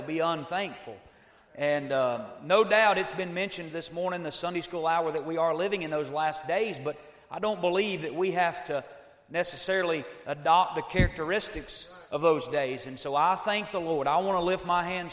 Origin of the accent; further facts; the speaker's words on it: Northeast Georgia, United States; now in Tennessee, United States; I live in Tennessee now, but I was raised in Northeast Georgia